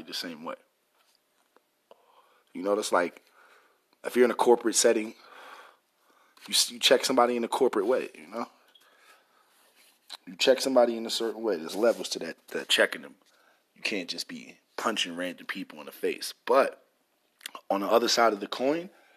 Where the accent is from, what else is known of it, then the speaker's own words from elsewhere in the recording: New York, United States; I'm from New York